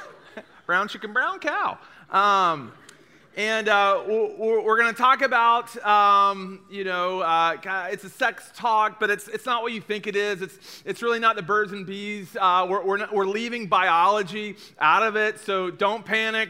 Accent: East Tennessee, United States; I'm from East Tennessee.

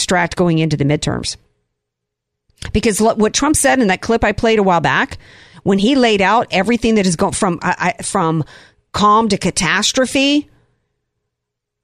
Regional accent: the South, United States; when I was growing up in the South

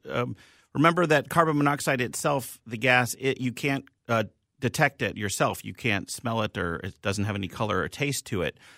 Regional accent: Philadelphia, Pennsylvania, United States; I'm from Philly, so uh, but uh, it really depends.

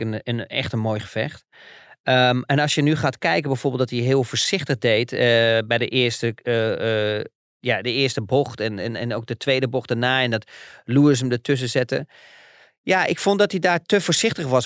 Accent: Netherlands; wij als Nederlanders

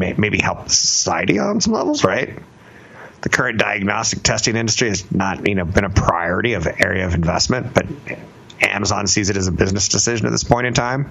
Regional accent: California, United States; I'm from California

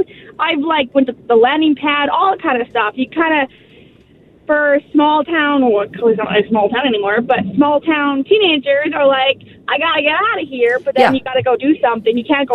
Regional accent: Cold Lake, Alberta, Canada; I didn't grow up in the city. I grew up in Cold Lake.

